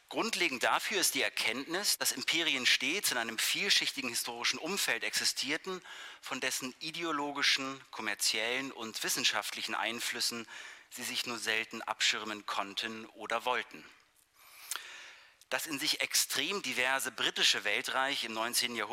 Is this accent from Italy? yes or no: no; Berlin, Germany; born there; Ich freue mich sehr über diese Einladung nach Berlin, meine Geburtsstadt.